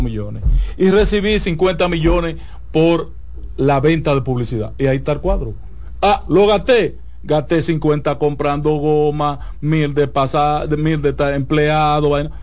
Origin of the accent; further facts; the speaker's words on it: Santiago, Dominican Republic; yo soy un aldeano de Santiago y poco ilustrado.